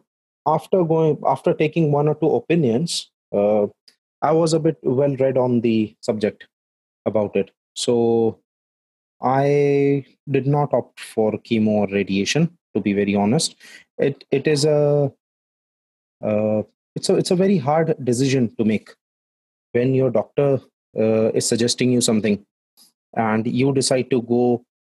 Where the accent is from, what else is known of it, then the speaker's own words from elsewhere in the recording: Jaipur, Rajasthan, India; I am from Jaipur